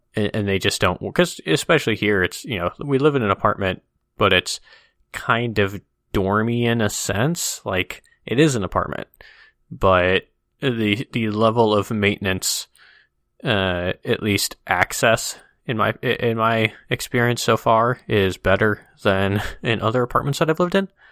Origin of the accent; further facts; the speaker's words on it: Midwest, United States; growing up in the Midwest